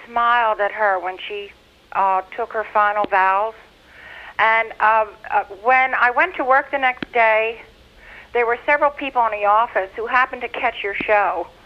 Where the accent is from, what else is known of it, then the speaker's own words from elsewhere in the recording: New Jersey, United States; I'm from New Jersey